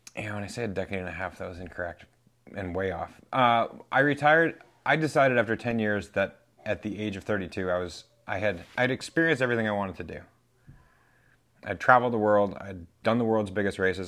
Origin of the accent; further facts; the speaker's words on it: New Hampshire, United States; now in Vermont, United States; Born and raised in New Hampshire